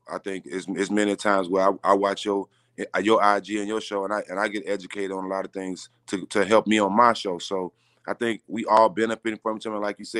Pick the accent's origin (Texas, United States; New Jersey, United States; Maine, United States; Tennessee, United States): Texas, United States; Port Arthur; So I'm from Port Arthur, Texas, which is like an hour and a half away